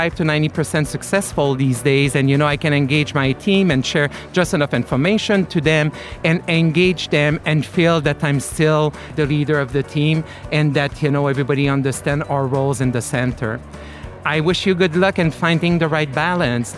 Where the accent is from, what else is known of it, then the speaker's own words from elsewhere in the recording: Quebec, Canada; accent: French; English is a second language; also born or lived in South Florida; now in Florida, United States; I am originally from Canada, Quebec, so you hear a little accent. This is a French accent in the background.